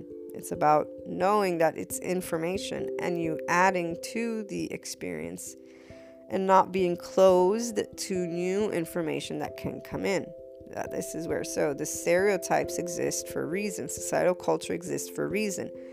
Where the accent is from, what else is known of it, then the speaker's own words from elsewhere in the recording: United States; my mother's Neapolitan, so Naples, Italy. And as an American, being bicultural